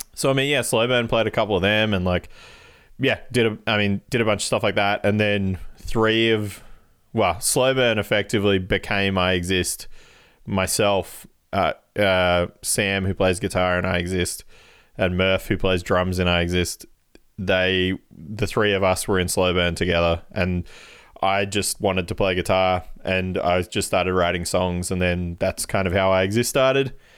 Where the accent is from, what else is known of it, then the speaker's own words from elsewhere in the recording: Canberra, Australian Capital Territory, Australia; we're from Canberra